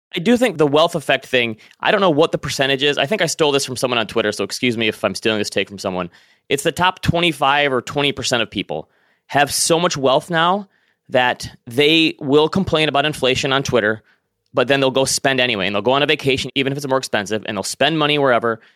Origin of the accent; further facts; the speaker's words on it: Northern Michigan, United States; moved away; I'm originally from Northern Michigan.